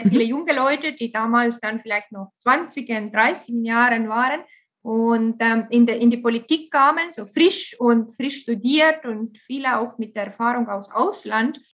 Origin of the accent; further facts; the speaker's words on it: Tartu, Tartu County, Estonia; German is a second language; Äh, Tartu ist auch meine Heimatstadt.